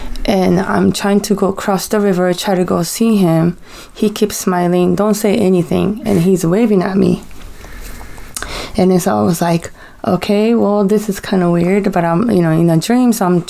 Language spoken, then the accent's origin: English; Japan; So, I took my kids to Japan because that's where I'm from. So, I went to my hometown, my home.